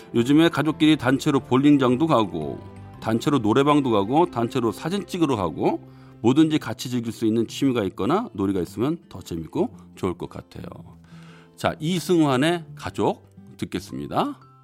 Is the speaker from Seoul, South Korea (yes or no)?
yes; Seoul, South Korea; 저는 고향이 서울이에요.